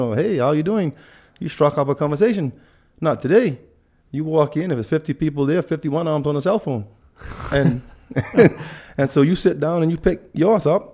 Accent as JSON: {"language": "English", "country": "Bahamas", "also_born_or_lived": "Spanish Wells", "moved": "yes", "said": "I'm, I'm from the Bahamas."}